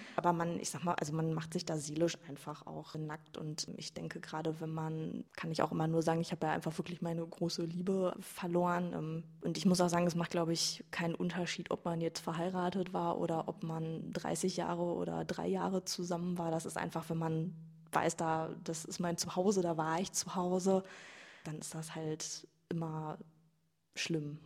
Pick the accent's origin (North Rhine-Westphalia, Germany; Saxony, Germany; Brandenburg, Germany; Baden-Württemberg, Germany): North Rhine-Westphalia, Germany; Iserlohn; ich komme aus Iserlohn, nicht aus Altena.